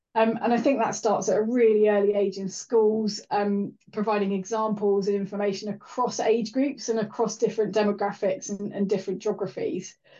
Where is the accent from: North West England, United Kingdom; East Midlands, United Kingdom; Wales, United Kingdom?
Wales, United Kingdom; Welsh; being Welsh as a child